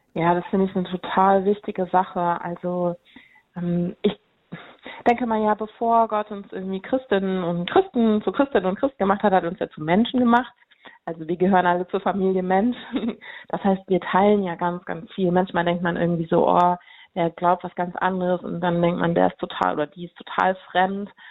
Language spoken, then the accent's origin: German; Cologne, North Rhine-Westphalia, Germany; Ich komme aus Köln